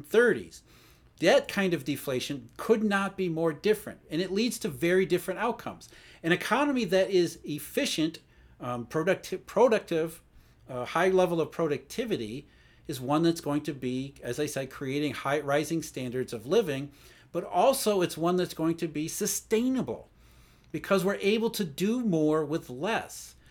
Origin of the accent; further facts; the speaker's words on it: Rust Belt, United States; I grew up in the Rust Belt, so I saw the downside of globalization